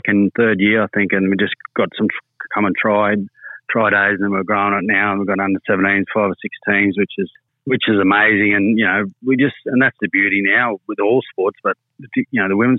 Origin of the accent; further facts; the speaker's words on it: Charleville, Queensland, Australia; moved away; also born or lived in Cunnamulla, Queensland; I grew up in Cunnamulla in Charleville.